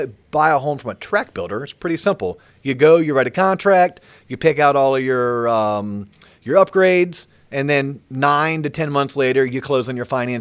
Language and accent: English; Central Florida, United States; growing up in Central Florida